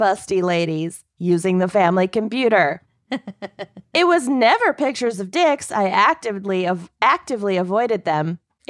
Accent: Minnesota, United States; I grew up in Minnesota, represent.

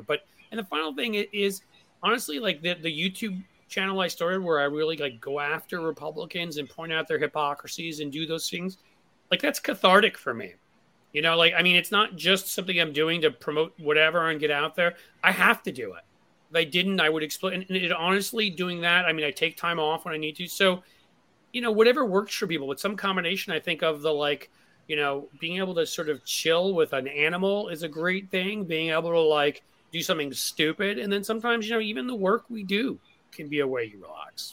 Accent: New York, United States; moved away; I grew up in New York

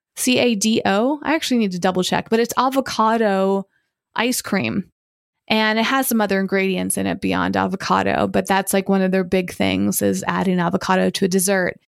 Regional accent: Hudson, Massachusetts, United States; I was born in Massachusetts, but my parents were living in this small town of Hudson, Massachusetts.

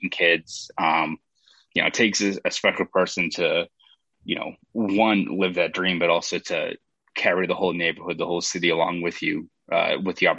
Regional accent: Boston, Massachusetts, United States; growing up in Boston

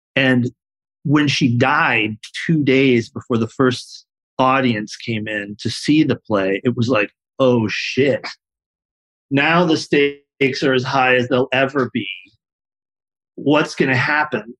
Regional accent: San Diego, California, United States; born or raised there

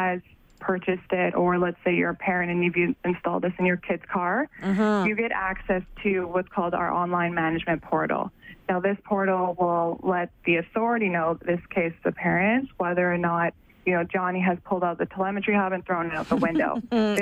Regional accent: Calgary, Alberta, Canada; I'm from Calgary, born and raised

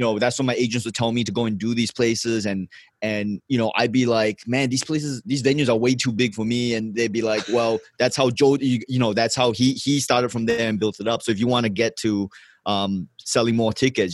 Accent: Johor Bahru, Johor, Malaysia; first language English; also born or lived in Singapore; I woke up in Malaysia, Johor Bahru. I would take the school bus to Singapore in the morning.

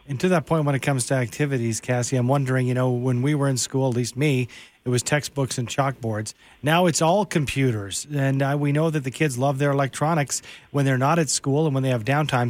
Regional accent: Canada; my uh, pride as a Canadian

